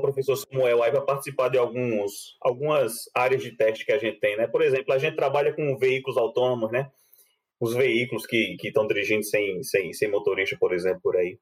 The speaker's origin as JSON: {"language": "Portuguese", "town": "João Pessoa", "region": "Paraíba", "country": "Brazil", "tie": "born or raised there", "also_born_or_lived": "Campina Grande, Brazil", "moved": "as an adult", "lives_now": "Germany", "said": "de Campina Grande, que foi onde eu nasci, depois fui morar em João Pessoa, passei a adolescência, um pedaço da juventude de João Pessoa"}